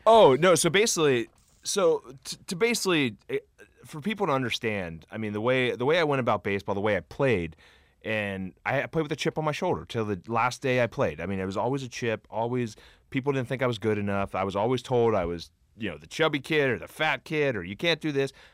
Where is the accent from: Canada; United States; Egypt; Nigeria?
United States; Cincinnati, Ohio; I grew up in Cincinnati, huge Reds fan